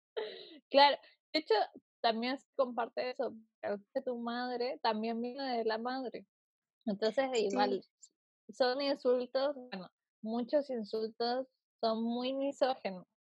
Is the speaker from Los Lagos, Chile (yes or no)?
yes; Puerto Montt, Los Lagos, Chile; also born or lived in Viña del Mar; now in Santiago, Chile; yo soy de Puerto Montt, que es un pueblito, no es un pueblo, es una ciudad sur de Chile